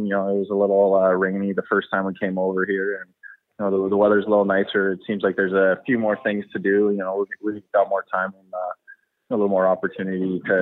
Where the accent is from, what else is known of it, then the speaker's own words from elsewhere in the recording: Canada; also born or lived in United States; I was born in the States and, you know, moved to Canada when I was about 8